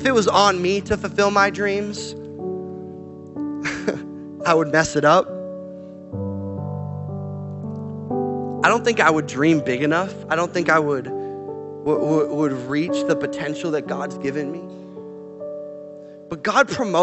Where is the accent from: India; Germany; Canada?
Canada; moved away as an adult; also born or lived in Portland, Oregon; I'm Canadian.